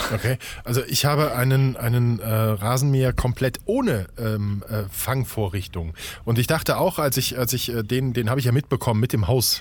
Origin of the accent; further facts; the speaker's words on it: Saarland, Germany; ich bin im Saarland geboren und groß geworden.